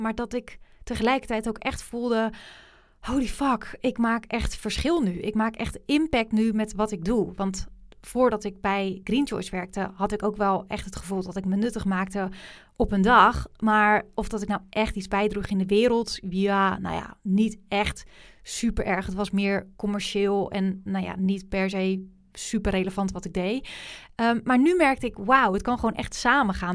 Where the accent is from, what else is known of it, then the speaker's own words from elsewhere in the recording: Rotterdam, South Holland, Netherlands; Rotterdam, waar ik vandaan kom